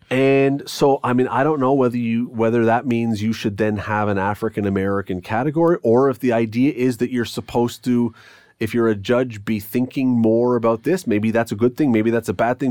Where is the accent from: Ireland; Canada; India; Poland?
Canada; Toronto, Ontario; now in Hamilton, Canada; I grew up in Toronto once, uh, many, many, many, many years back